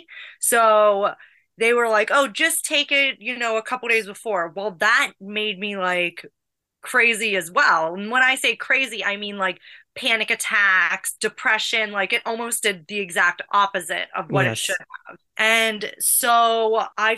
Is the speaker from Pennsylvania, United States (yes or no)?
yes; Pittsburgh, Pennsylvania, United States; also born or lived in Los Angeles; now in Sandy Springs, United States; I grew up in Pittsburgh, Pennsylvania